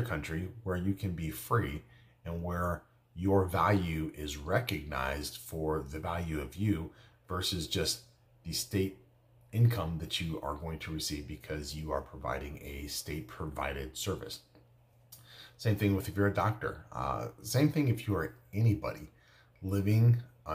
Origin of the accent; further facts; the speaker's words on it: United States; I'm an American